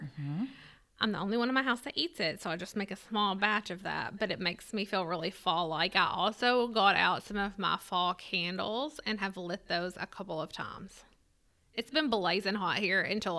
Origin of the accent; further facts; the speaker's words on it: Lewisport, Kentucky, United States; I'm from Lewisport. So that's right outside of Owensboro, Kentucky. And there's a family-owned farm there called Reed's Orchard, and I grew up going to Reed's Orchard